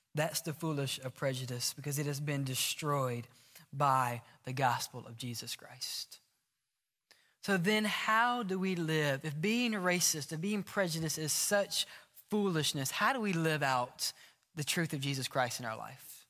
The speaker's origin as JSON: {"language": "English", "region": "Mississippi", "country": "United States", "tie": "born or raised there", "moved": "yes", "lives_now": "Alabama, United States", "said": "We're in Alabama. I grew up in Mississippi."}